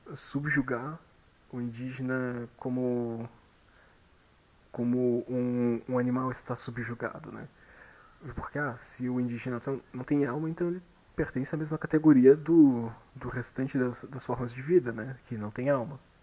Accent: Brazil; pela gente como brasileiros

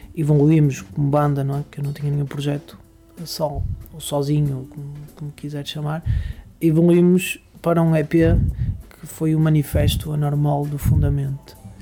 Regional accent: Barcelos, Norte, Portugal; eu sou natural de uma, de uma freguesia com um nome engraçado que se chama Vila Seca.

